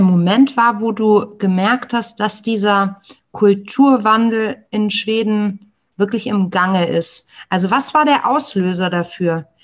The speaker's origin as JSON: {"language": "German", "country": "Germany", "said": "wir als Deutsche, als deutsche UnternehmerInnen"}